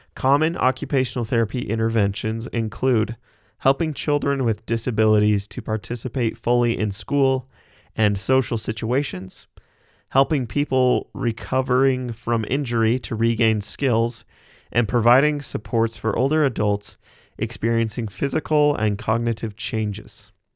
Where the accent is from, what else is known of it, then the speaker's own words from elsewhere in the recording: Sugar City, Idaho, United States; I am from Sugar City, Idaho. It's just a little town of about 1,500 people in southeast Idaho.